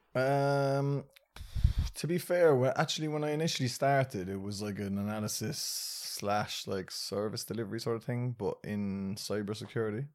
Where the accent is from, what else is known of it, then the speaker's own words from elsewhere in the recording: Ireland; I was born and raised in Ireland